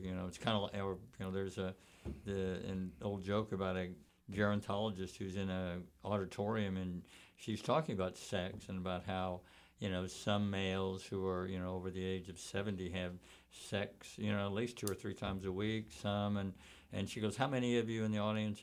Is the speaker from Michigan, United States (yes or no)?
no; Texas, United States; I grew up in Texas